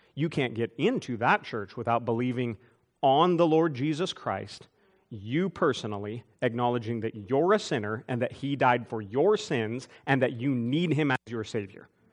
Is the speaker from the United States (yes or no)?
yes; United States; I'm an American, I'm thankful to be an American